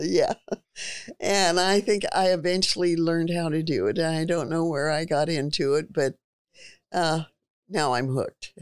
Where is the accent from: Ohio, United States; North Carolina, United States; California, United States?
California, United States; Stockton; also born or lived in Sacramento, California; I was born in Stockton, California. Grew up there until I was in junior high school